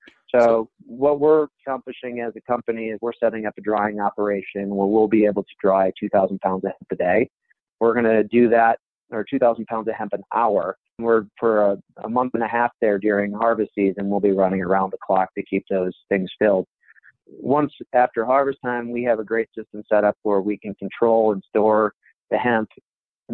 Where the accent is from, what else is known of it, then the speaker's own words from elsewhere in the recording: Iowa, United States; also born or lived in Chicago, Illinois; now in Grand Junction, United States; I'm originally from Iowa. I lived in Chicago for a few years, but packed up, moved out here to Colorado